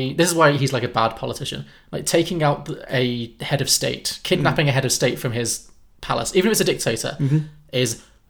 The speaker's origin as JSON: {"language": "English", "country": "United Kingdom", "said": "I'm a British person talking, I don't know America that well"}